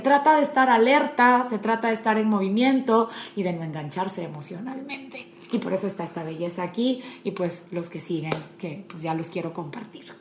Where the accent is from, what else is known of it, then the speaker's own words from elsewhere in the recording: Panama; moved away as an adult; also born or lived in Puebla, Mexico; now in Monterrey, Mexico; Estudié leyes en Panamá, me casé a los 24, me vine a vivir a Puebla